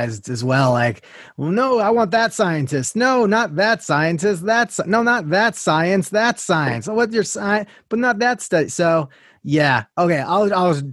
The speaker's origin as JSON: {"language": "English", "region": "New York", "country": "United States", "moved": "yes", "said": "I'm from New York originally"}